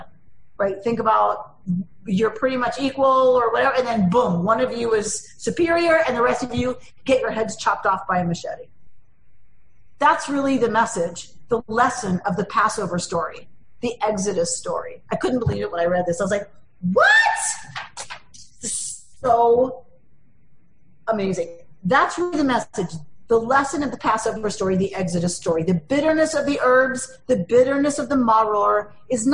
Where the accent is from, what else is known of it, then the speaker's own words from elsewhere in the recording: United States; as an American liberal Democrat.